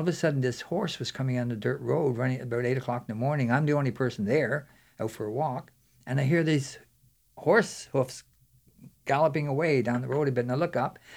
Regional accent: Newfoundland and Labrador, Canada; when I was growing up in Newfoundland, I was about twelve or thirteen years old

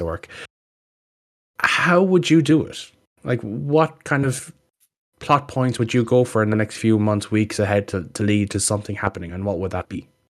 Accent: Ireland; we're a small country

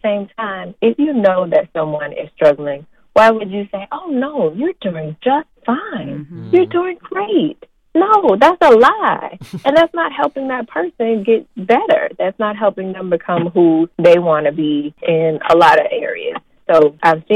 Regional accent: Houston, Texas, United States; moved away as an adult; now in Florida, United States; I am originally from Houston, Texas

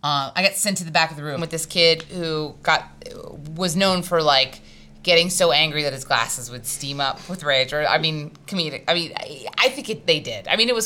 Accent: South Korea; born there; embroidered fabric from Korea, because I was born in Korea.

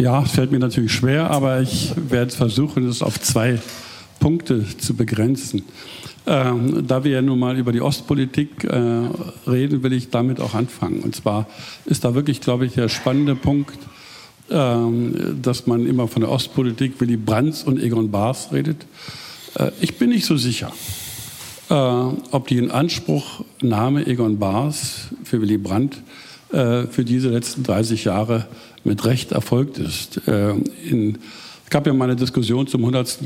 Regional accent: Germany; als Deutscher

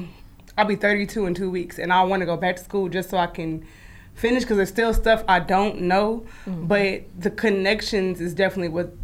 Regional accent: Kansas City, Missouri, United States; moved away as an adult; I'm originally from Kansas City, Missouri. I'm a long ways away from home. I moved about 8 years ago.

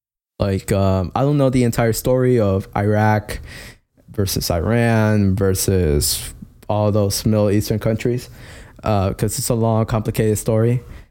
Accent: Mexico; Or to what the U.S., not me, because I'm from Mexico, remember?

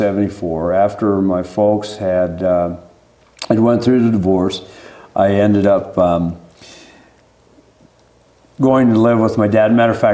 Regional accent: Burley, Idaho, United States; I'm a 1960 model. I was born here in Burley, raised around this area for most of my life. I lived off and on in the state of Idaho, but a large portion of my life has been right in this area.

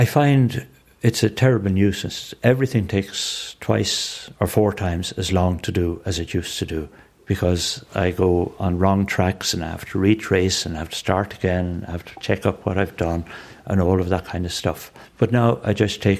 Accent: Dublin, Leinster, Ireland; I grew up in Renla.

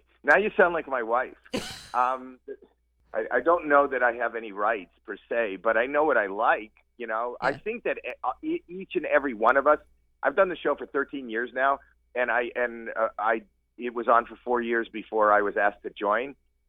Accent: Toronto, Ontario, Canada; I'm actually Canadian myself.

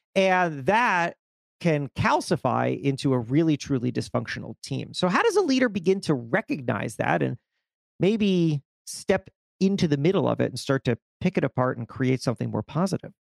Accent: South Florida, United States; I grew up in South Florida

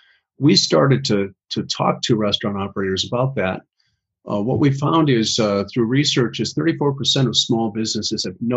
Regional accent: Midwest, United States; I'm from the Midwest, and we're cold up here, so I talk kind of fast

